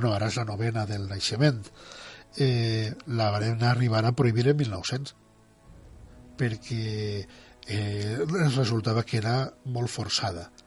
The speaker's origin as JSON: {"language": "Catalan", "town": "Ontinyent", "region": "Valencian Community", "country": "Spain", "said": "el meu poble, abans de la Guerra Civil, a Ontinyent"}